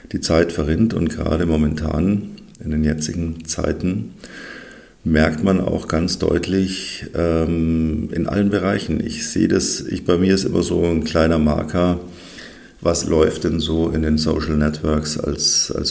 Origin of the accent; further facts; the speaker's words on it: Bavaria, Germany; Also was die im Norden so Hitzewelle nennen. Das ist bei uns in Bayern dann eher Frühsommer.